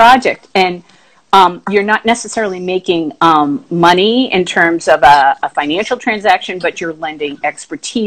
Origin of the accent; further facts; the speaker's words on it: Boston, Massachusetts, United States; moved away; I am from Boston originally